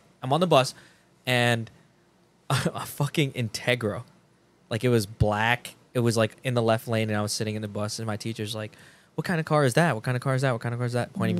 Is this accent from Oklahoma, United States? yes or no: no; Jersey City, New Jersey, United States; moved away; I grew up in Jersey City